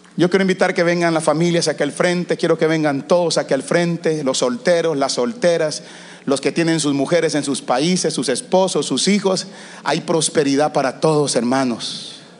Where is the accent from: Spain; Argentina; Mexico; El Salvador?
El Salvador; now in United States